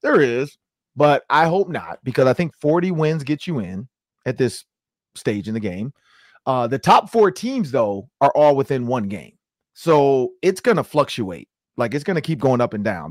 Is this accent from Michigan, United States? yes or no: yes; Detroit, Michigan, United States; I'm from Detroit, so I got a ton of Detroit friends and family